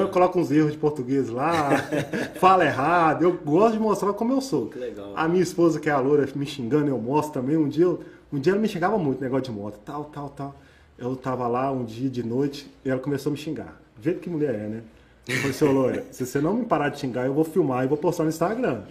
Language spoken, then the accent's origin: Portuguese; Minas Gerais, Brazil; Eu sou mineiro